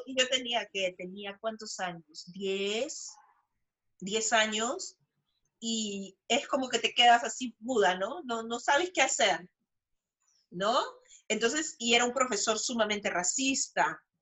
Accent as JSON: {"language": "Spanish", "country": "Peru", "said": "soy peruana"}